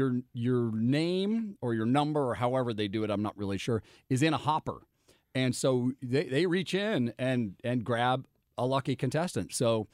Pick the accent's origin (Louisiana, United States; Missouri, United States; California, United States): Missouri, United States; St. Louis; now in Los Angeles, United States; it's my hometown.